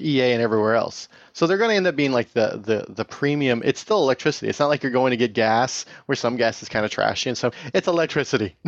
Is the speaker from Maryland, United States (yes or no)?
no; Tehachapi, California, United States; now in Bay Area, United States; I grew up in Tatchby